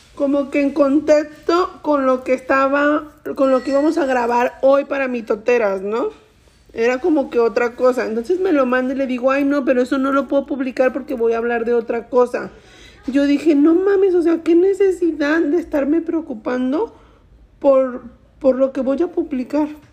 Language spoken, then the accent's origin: Spanish; Mexico; soy mexicana